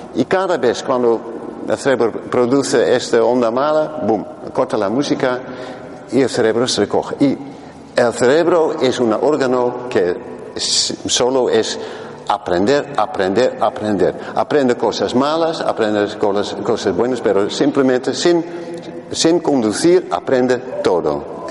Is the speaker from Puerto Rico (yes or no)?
no; Netherlands; Spanish is a second language; en español soy holandés